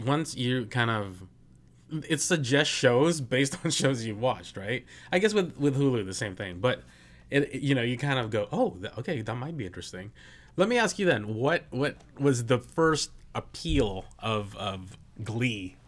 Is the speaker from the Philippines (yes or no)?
yes; Philippines; I'm Filipino